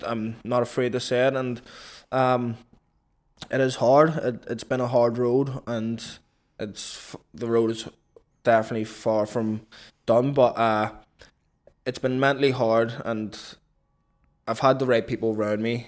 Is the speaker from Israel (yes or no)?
no; Belfast, Northern Ireland, United Kingdom; born or raised there; moved away as an adult; now in London, United Kingdom